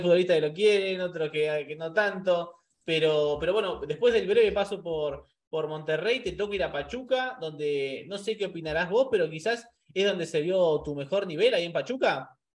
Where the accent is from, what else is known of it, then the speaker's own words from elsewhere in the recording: Argentina; Nosotros como sudamericanos, como argentinos